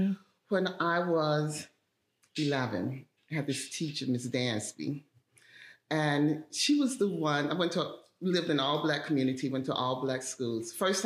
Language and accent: English; Atlanta, Georgia, United States; So I'm originally from Atlanta.